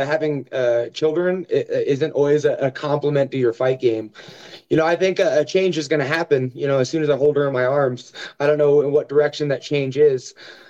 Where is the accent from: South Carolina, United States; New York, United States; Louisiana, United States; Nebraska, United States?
Nebraska, United States; Omaha; I think people assume that, you know, if you're from Nebraska, you're part of the cornfields. But, I grew up in, like, Section 8 housing, single mother